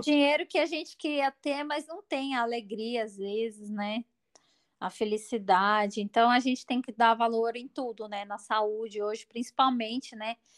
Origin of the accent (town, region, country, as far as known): Brazil